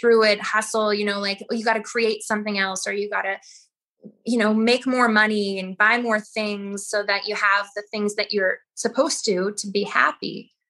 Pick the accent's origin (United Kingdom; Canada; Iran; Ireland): Canada; Saskatoon, Saskatchewan; now in Nelson, Canada; Saskatoon. I miss it in a lot of ways because I was there for so long, but Nelson is gorgeous.